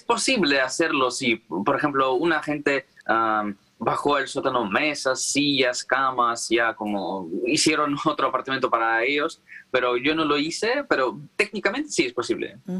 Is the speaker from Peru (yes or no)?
no; Crimea, Ukraine; Spanish is a second language; moved away as an adult; now in Kyiv, Ukraine; yo originalmente soy de Crimea y desde 2014 yo no vivo ahí